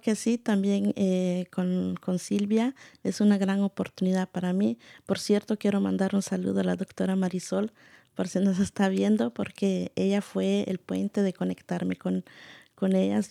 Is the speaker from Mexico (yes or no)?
no; Guatemala; now in United States; soy originaria de Guatemala